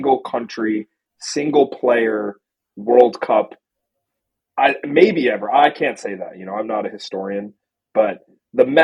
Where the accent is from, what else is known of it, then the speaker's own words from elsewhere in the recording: United States; as an American